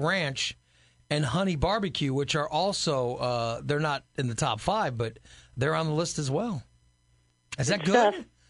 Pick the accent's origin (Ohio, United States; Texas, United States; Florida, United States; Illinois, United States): Illinois, United States; Gillespie; I grew up in Gillespie. It's a town that has no McDonald's in it.